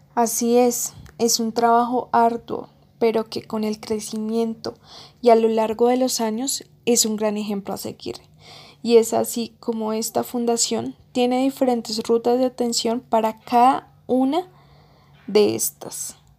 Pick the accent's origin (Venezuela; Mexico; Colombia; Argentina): Colombia; así somos los colombianos